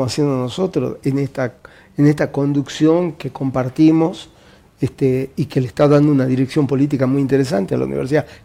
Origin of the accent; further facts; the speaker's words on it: Jujuy, Argentina; now in Salta, Argentina; Yo, soy jujeño.